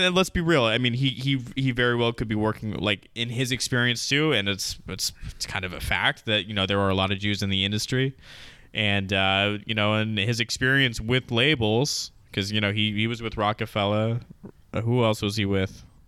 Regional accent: United States; as an American

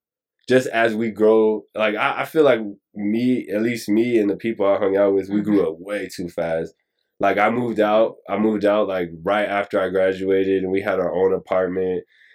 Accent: Murrieta, California, United States; moved away as an adult; also born or lived in San Diego, California; now in Los Angeles, United States; And then we moved when I was like 3. So I was raised in Marietta pretty much.

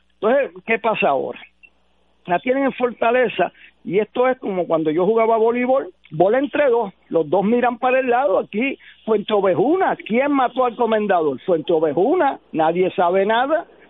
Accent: Puerto Rico; nosotros mismos como puertorriqueños

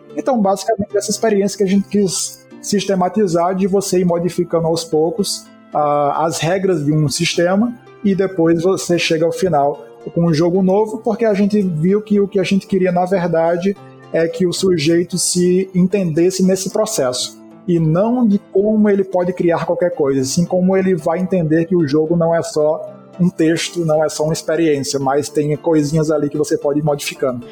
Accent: Northeast Brazil, Brazil; E a gente é do Nordeste

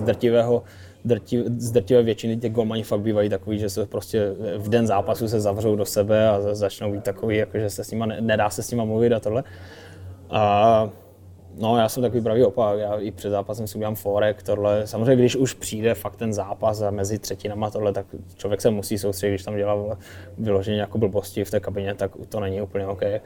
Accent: Kopřivnice, Moravian-Silesian Region, Czechia; also born or lived in North America; now in Ostrava, Czechia; nejsem jsem z Kopřivnice

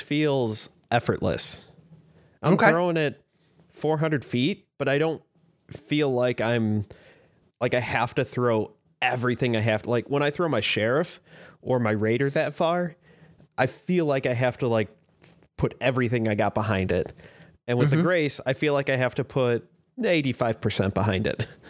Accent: Chicago, Illinois, United States; now in Fort Wayne, United States; I grew up in the Chicago area.

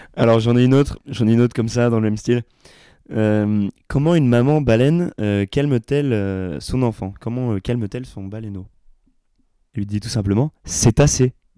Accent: Montpellier, Occitania, France; de mon patelin, enfin de Montpellier

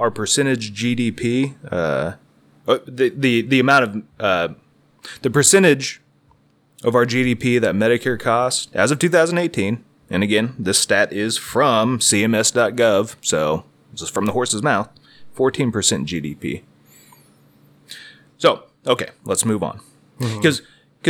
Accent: United States; we Americans

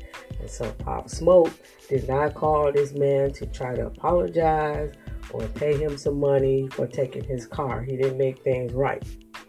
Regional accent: Michigan, United States; because I'm coming from Michigan. I don't know nothing about L.A.

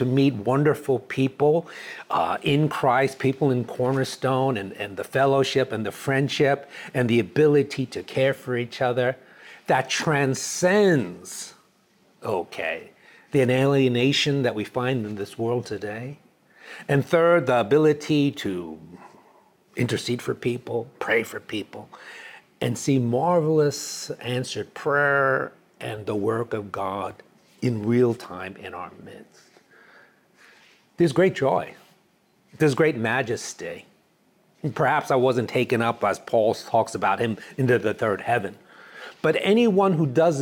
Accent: New York City, New York, United States; also born or lived in Dallas, Texas / Chicago; now in California, United States; I grew up in New York City

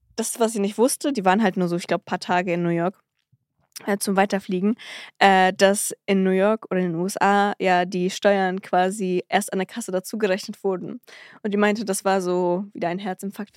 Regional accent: Cologne, North Rhine-Westphalia, Germany; wir sind ja aus Köln

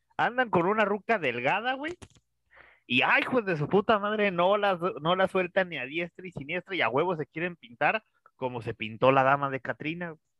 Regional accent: Mexico

